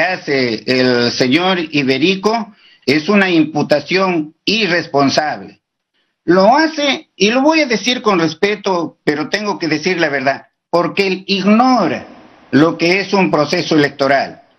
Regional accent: Peru

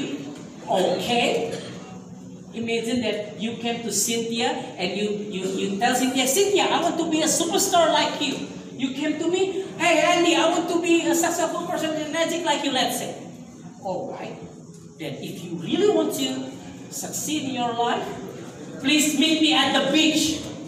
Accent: Indonesia; we came from Indonesia.

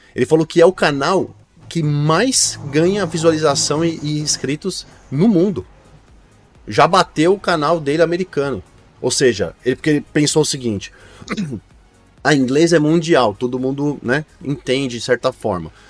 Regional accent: Brazil; eu sou brasileiro

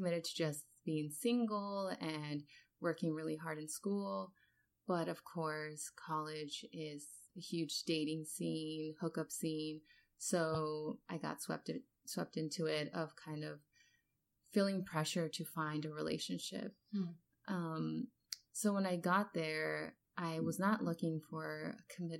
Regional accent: Los Angeles, California, United States; moved away as an adult; also born or lived in Worcester, Massachusetts; I come from Los Angeles, where there's huge diversity

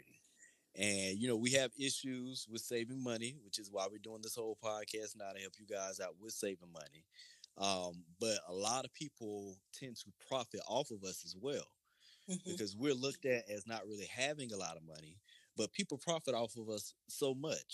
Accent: Lakeland, Florida, United States; growing up in Lakeland

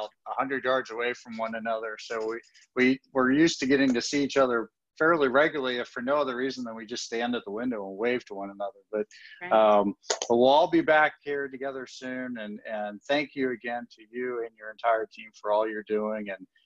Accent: Hampton Roads, Virginia, United States; I'm from the Hampton Roads and the 757 community of Virginia Beach and Norfolk and Chesapeake and Portsmouth and Suffolk.

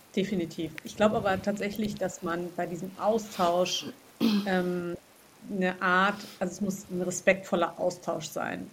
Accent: Hesse, Germany; wo ich herkomme, also eben aus Hessen

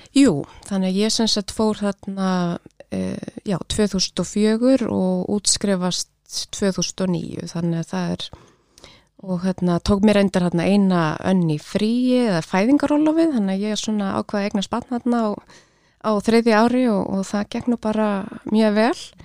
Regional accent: Kópavogur, Capital Region, Iceland; ólst upp í Vesturbænum í Kópavogi

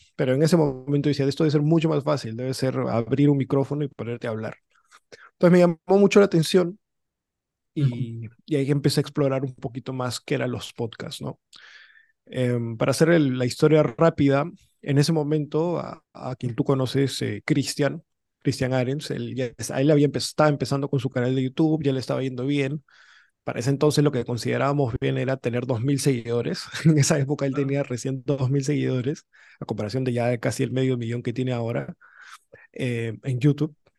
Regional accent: Lima, Peru; also born or lived in United States; yo nací fuera, nací en Estados Unidos, pero tres años nomás estuve allá. luego ya ve, o sea, en verdad toda mi vida la he hecho acá, en, en Lima

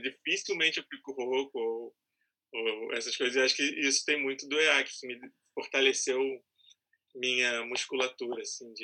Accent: São Gonçalo, Rio de Janeiro, Brazil; eu sou lá de São Gonçalo

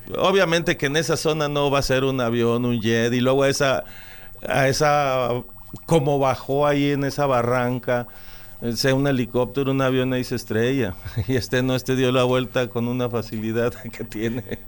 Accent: Jalisco, Mexico; yo nací aquí en un rancho, de aquí de Jalisco, soy de Jalisco, pero estoy registrado en Guadalajara

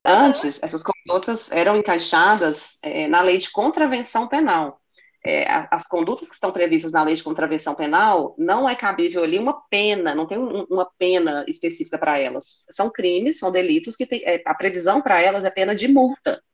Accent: Belo Horizonte, Minas Gerais, Brazil; eu nasci em Belo Horizonte, meus pais nasceram em Belo Horizonte, os meus avós nasceram em Belo Horizonte

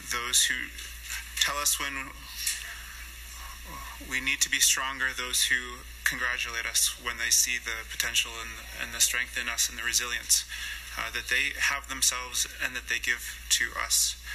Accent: Inuit Nunangat, Canada

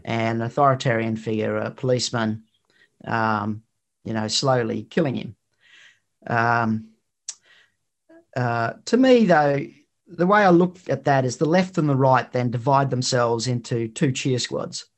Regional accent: Queensland, Australia; from where I'm from, which is in Queensland.

